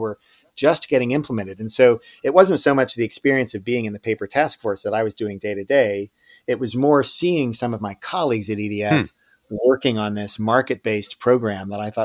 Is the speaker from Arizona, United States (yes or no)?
no; Wellesley, Massachusetts, United States; also born or lived in Stanford, California; I grew up out in Stanford, California. And then when I was in elementary school, we moved to Wellesley, Massachusetts.